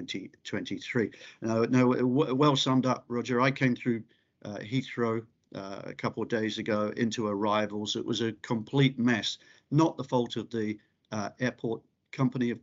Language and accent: English; South Island, New Zealand; I come from the South Island